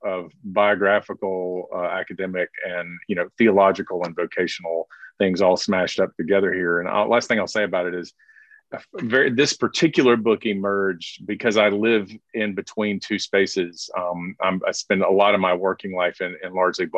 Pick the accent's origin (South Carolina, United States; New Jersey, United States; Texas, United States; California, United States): South Carolina, United States; I'm from South Carolina